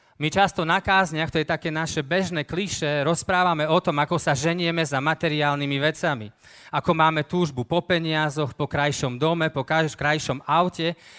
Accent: eastern Slovakia, Slovakia; ja pochádzam z východného Slovenska, ja tam aj žijem teraz

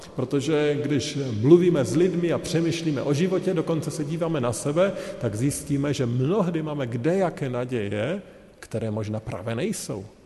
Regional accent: Czechia; My jako Češi

